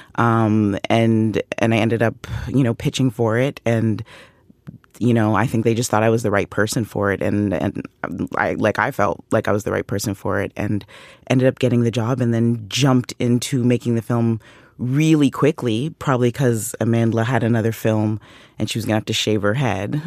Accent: Canada; I'm Canadian.

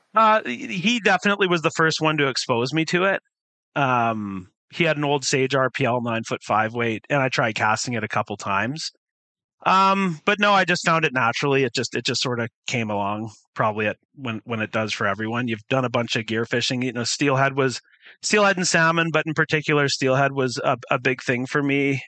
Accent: Surrey, British Columbia, Canada; also born or lived in Summerside, Prince Edward Island / Calgary, Alberta; now in Vancouver, Canada; we lived in South Surrey uh, for a while and then moved uh, into sort of the Cloverdale area, Cloverdale Langley area. And I kind of grew up in that area for most of my teenage years

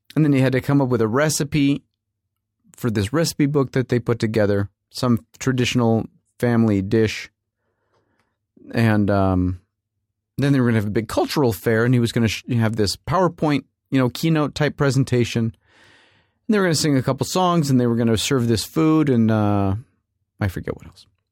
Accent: United States; we're Americans, so we don't come from here

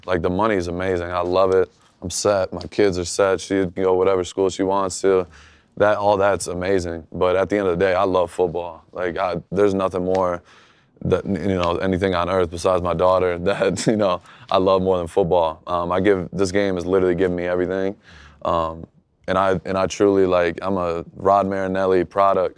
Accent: Michigan, United States; growing up in Michigan

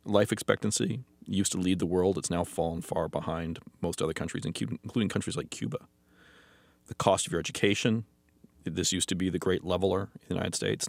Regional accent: Canada

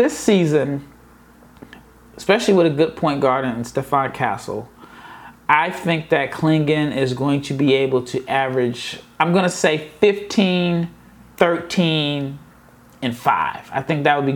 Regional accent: Omaha, Nebraska, United States; now in Dallas, United States; I am born and raised in Omaha. I live in Dallas

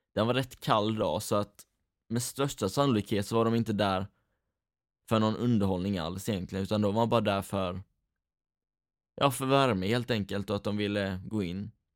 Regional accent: Rydaholm, Jönköping County, Sweden; vi är från Rydaholm hela gänget

